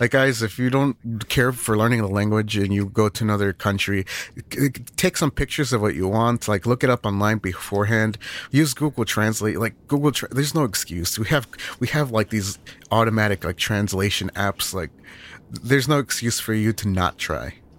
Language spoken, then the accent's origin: English; Northern United States, United States; us, us Northerners